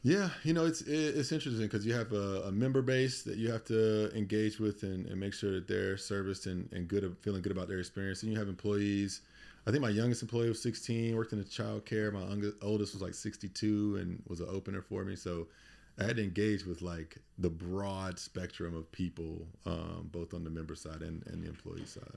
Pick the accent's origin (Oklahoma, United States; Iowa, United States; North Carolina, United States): North Carolina, United States; Durham; moved away as an adult; also born or lived in Indianapolis; now in Baltimore, United States; so I'm originally from Durham, North Carolina. grew up there in the eighties and nineties.